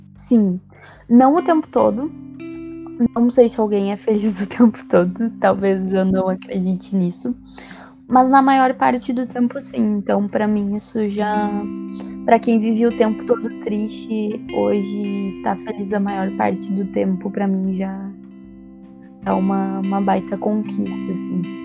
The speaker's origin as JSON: {"language": "Portuguese", "town": "São Jerônimo", "region": "Rio Grande do Sul", "country": "Brazil", "also_born_or_lived": "Santa Cruz do Sul", "said": "sou de São Jerônimo, também conhecida como Terra do Arthur. Morei, morei muitos anos em Santa Cruz do Sul, agora voltei para São Jerônimo"}